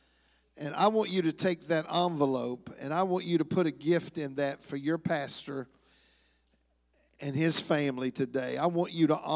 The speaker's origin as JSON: {"language": "English", "town": "Hamilton", "region": "Ohio", "country": "United States", "also_born_or_lived": "Heartland region (Kansas and Oklahoma)", "moved": "yes", "said": "we're from Hamilton, Ohio, the Cincinnati area"}